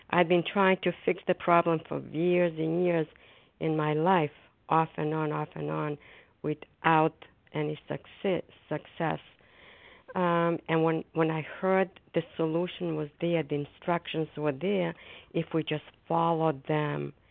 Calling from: Foxborough, Massachusetts, United States; I'm a grateful recovering compulsive overeater, and I'm calling from Foxborough, Massachusetts.

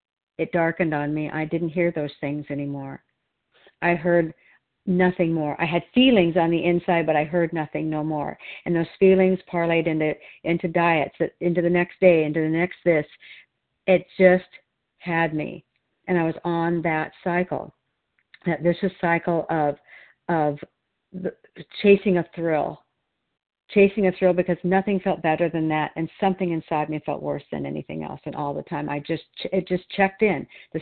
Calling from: Oregon, United States

